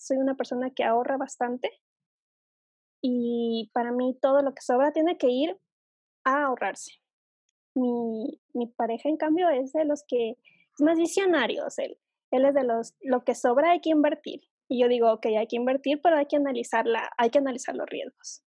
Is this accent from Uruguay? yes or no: no; Ecuador; aquí en Ecuador es así